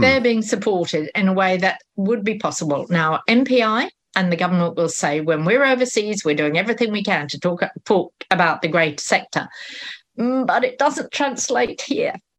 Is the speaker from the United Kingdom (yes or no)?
yes; United Kingdom; now in New Zealand; I'm British